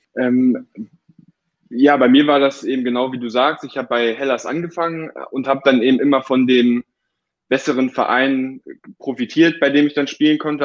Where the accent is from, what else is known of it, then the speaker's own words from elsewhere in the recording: Hildesheim, Lower Saxony, Germany; also born or lived in Hanover; Ich bin in Hildesheim aufgewachsen